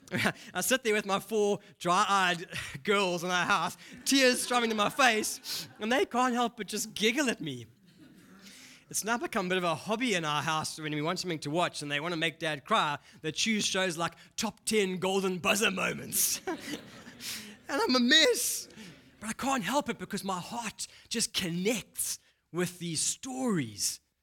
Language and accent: English; Durban, KwaZulu-Natal, South Africa; accent: Durban; moved away; I grew up in Durban, so I have a bit of a Durban accent